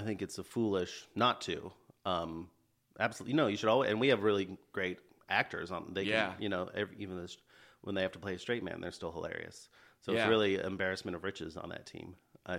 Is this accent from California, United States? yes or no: yes; San Jose, California, United States; moved away as an adult; now in Los Angeles, United States; I'm from Bay Area, San Jose, California. Okay. California native